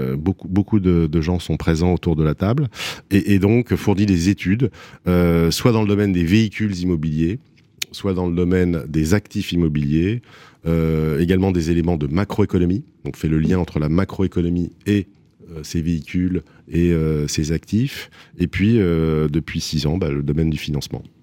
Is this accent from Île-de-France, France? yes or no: yes; Paris, Île-de-France, France; je suis parisien, je suis né à Paris. Euh, je suis un marcheur de Paris, je marche beaucoup. Je marchais beaucoup avec mon père quand j'étais petit. Et voilà, donc euh, Paname, c'est vraiment l'endroit où j'ai grandi